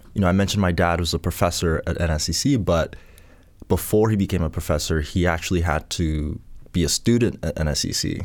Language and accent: English; Port Hawkesbury, Nova Scotia, Canada; also born or lived in Ghana; Port Hawkesbury is where, where we landed and grew up